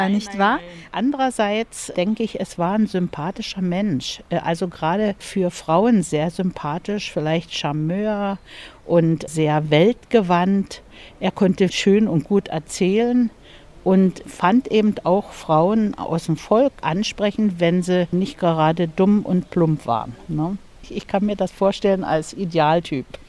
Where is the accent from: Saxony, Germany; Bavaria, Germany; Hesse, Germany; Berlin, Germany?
Saxony, Germany; Bad Muskau; wohnhaft in Bad Muskau. Ich bin also hier im Park aufgewachsen.